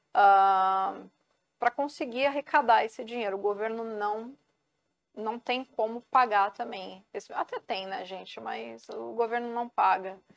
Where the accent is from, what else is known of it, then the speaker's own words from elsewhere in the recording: Santos, São Paulo, Brazil; Sou santista e é. vicentina